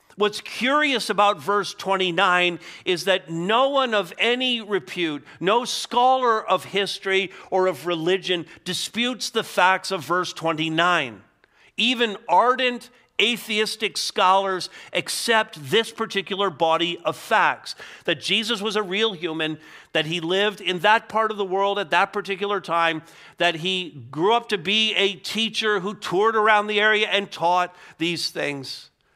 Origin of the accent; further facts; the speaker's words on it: Montreal, Quebec, Canada; I grew up in Montreal